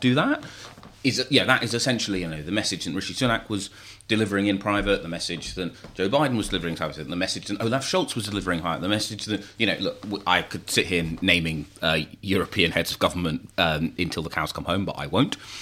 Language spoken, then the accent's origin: English; London, United Kingdom; my hometown of Burn Bethnal Green